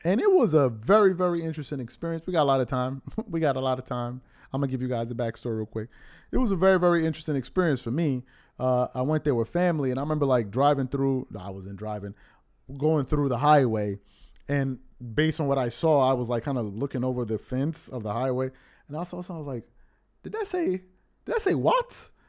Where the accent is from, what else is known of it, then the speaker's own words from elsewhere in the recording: New York City, New York, United States; growing up in New York